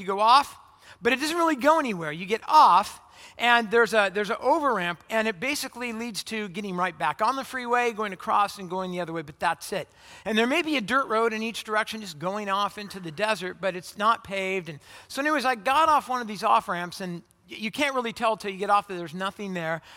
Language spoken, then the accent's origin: English; Orange County, California, United States; moved away as an adult; also born or lived in Phoenix, Arizona; I, I grew up in Orange County, California, and I went to college in Phoenix, Arizona.